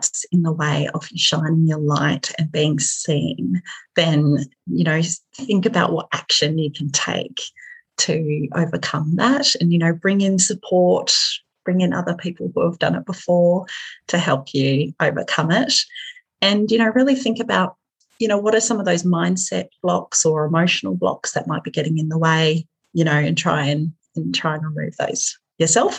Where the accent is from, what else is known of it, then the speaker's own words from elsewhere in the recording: Hobart, Tasmania, Australia; moved away as an adult; now in Hamilton, New Zealand; my hometown, which was Hobart.